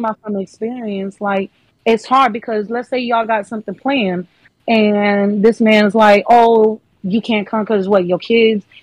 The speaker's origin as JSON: {"language": "English", "town": "Fort Lauderdale", "region": "Florida", "country": "United States", "said": "I'm actually from Fort Lauderdale down south"}